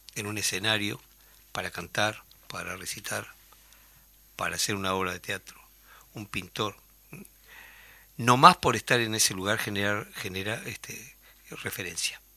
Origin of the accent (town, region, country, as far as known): Uruguay